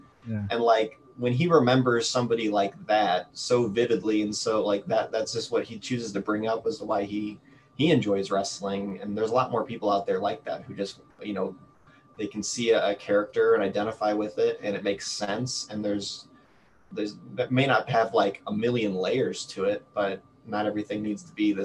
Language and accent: English; St. Louis, Missouri, United States; I'm from St. Louis